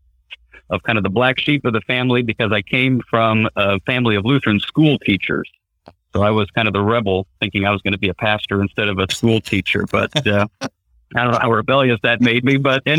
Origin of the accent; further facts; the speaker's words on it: southern Indiana, United States; now in Concordia, United States; I was born and raised in Indiana, southern Indiana. That's my hometown, about an hour north of Louisville, Kentucky.